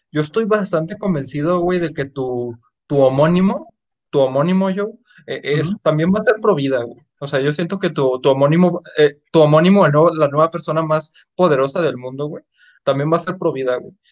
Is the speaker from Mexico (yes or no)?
yes; Mexico; obviamente nosotros, pues como, pues como mexicanos, igual no estamos como que tan metidos en el asunto